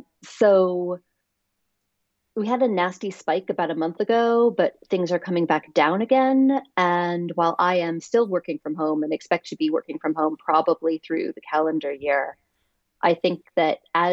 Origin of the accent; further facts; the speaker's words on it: New York City, New York, United States; also born or lived in Southwest US; I'm from New York City, and that's where my whole family is, and that's what I will always think of as home. But I've lived on, I think, 3 continents now and like 5 countries.